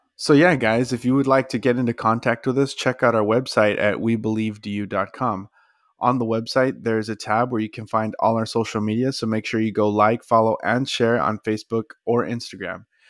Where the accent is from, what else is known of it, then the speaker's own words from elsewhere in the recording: Texas, United States; it was in my home state